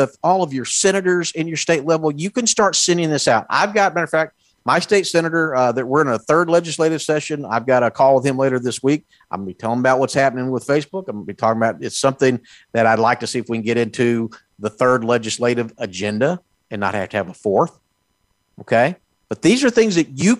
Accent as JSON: {"language": "English", "region": "Texas", "country": "United States", "said": "I'm from Texas"}